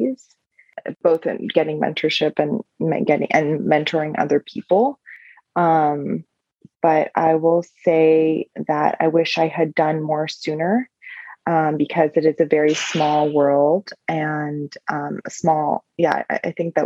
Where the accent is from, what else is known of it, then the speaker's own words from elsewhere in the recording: Iran; moved away; I'm from the Middle East. I'm from Iran originally.